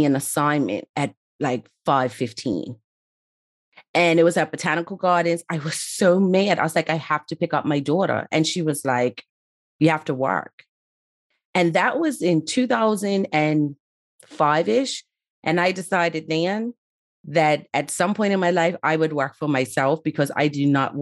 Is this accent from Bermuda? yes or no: yes; Bermuda; moved away as an adult; also born or lived in Somerset, Bermuda / Town (Hamilton), Bermuda; now in United Kingdom; originally from Bermuda, but live in the UK